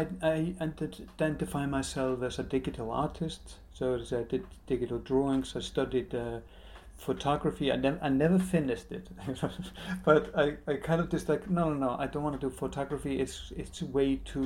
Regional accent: Iceland; also born or lived in Moscow, Russia; now in London, United Kingdom; I'm from Iceland. I'm born in Moscow. My parents are Icelanders that went into the height of the Cold War to study.

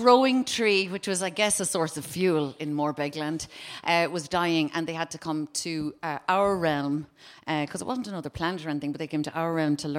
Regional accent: Cork, Munster, Ireland; now in Dublin, Ireland; I'm from Cork, not from Spain.

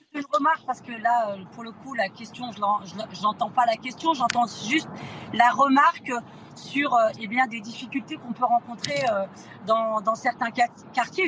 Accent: Seine-Saint-Denis, Île-de-France, France; j'ai grandi en Seine-Saint-Denis dans les quartiers

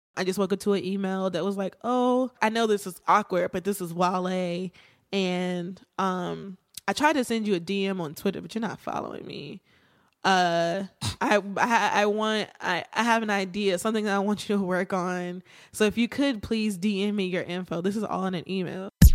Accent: Martinsville, Virginia, United States; I am from Virginia, small town, Martinsville.

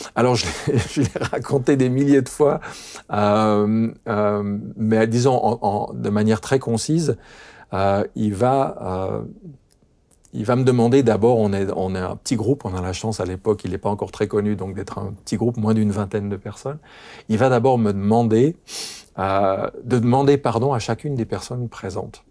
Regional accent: France; chez nous en France

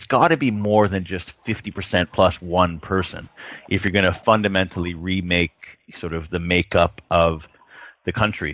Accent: Canada; I'm Canadian.

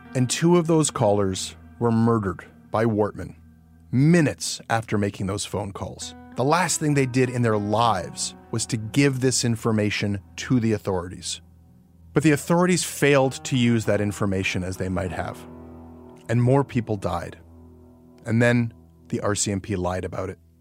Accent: Canada; as a Canadian journalist

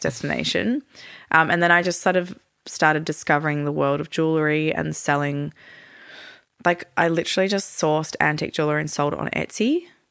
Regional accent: Melbourne, Victoria, Australia; moved away as an adult; also born or lived in Europe / Turkey; Born and raised in Melbourne, but lived in Europe and Turkey for thirteen years

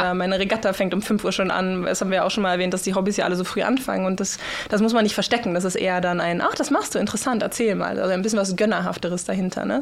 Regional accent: Germany; now in Norway; als Deutsche

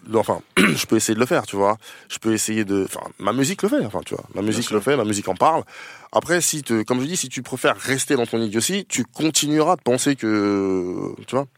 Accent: Noisy, Île-de-France, France; also born or lived in Paris; J'ai grandi à Noisy, oui. À je suis né à Paris, mais j'ai grandi à Noisy

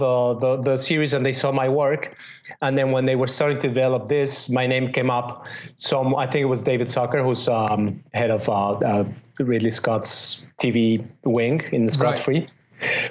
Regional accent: Mexico City, Mexico; moved away as an adult; also born or lived in Spain / London / Los Angeles; now in New York, United States; I grew up in Mexico City

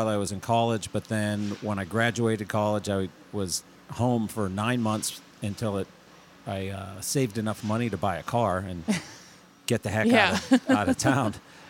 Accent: Pittsburgh, Pennsylvania, United States; moved away as an adult; now in Vermont, United States; I was born and raised in Pittsburgh, Pennsylvania, and moved here when I was 24.

